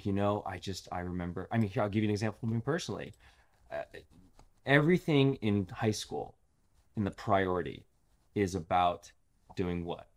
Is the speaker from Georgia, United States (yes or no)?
no; Los Angeles, California, United States; I grew up in L